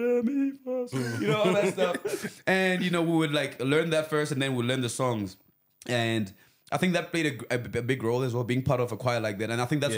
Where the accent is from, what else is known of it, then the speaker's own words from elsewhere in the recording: Venda, Limpopo, South Africa; moved away as an adult; also born or lived in Pretoria; I grew up in Venda, and... for the longest time, that's where, like, you know, I lived my life.